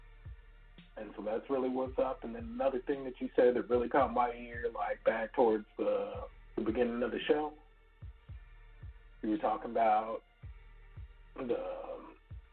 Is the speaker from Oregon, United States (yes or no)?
no; Texas, United States; I'm from Texas